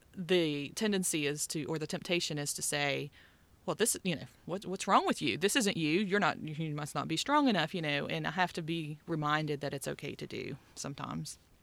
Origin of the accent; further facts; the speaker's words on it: West Virginia, United States; moved away; I grew up in West Virginia